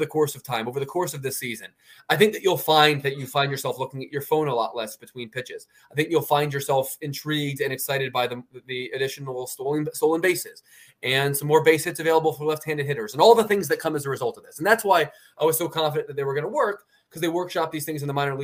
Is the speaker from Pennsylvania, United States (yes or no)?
yes; Philadelphia, Pennsylvania, United States; also born or lived in Baltimore, Maryland; I'm a Philly guy